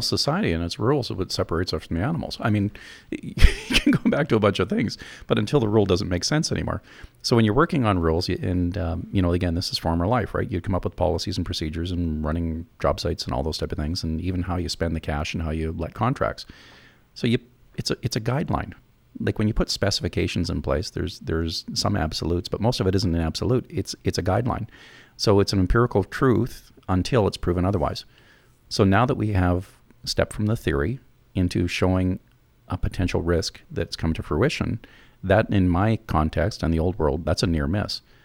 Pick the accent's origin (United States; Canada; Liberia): Canada; as Canadians